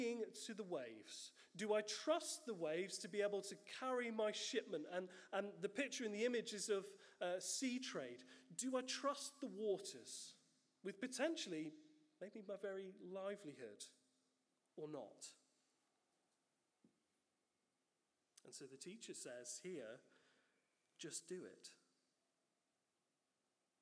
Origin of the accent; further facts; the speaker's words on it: United Kingdom; we're British